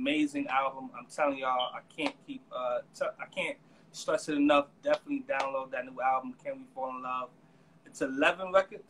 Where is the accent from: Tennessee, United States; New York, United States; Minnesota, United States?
New York, United States; New York City; I'm from the Boogie Down.